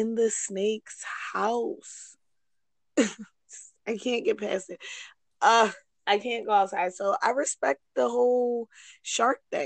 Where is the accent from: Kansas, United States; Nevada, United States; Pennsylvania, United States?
Nevada, United States; Sparks; we used to live in Sparks when we were young because we're from Sparks.